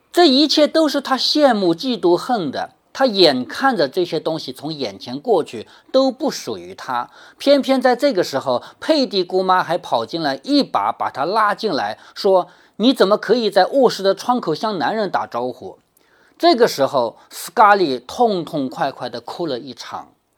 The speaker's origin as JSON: {"language": "Chinese", "country": "China", "said": "我们中国人"}